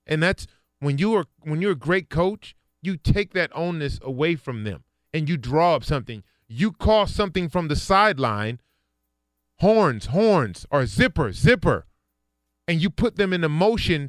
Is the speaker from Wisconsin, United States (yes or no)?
no; Inglewood, California, United States; I grew up in Inglewood